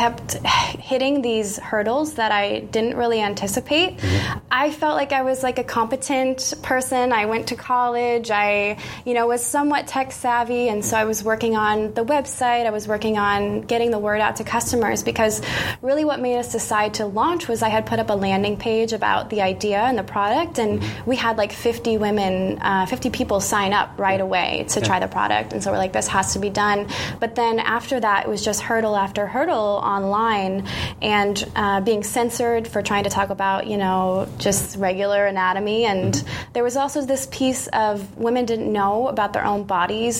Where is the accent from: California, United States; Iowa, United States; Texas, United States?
Iowa, United States; moved away as an adult; now in Bay Area, United States; I was actually freelancing back in my hometown in Iowa at the time